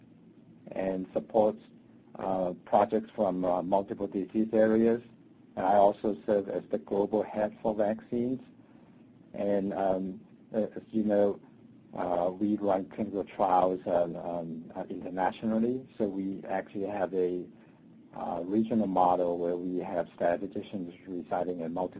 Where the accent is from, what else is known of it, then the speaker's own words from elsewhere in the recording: Hong Kong; moved away as an adult; also born or lived in China / Minnesota, United States; now in United States; I was born in China and grew up in Hong Kong